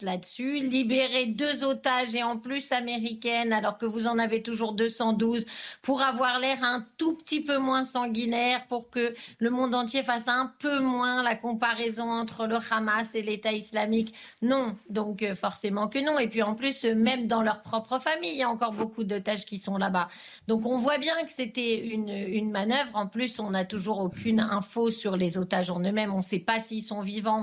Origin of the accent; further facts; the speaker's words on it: France; now in Israel; comme de nombreux Israéliens, je suis française à la base.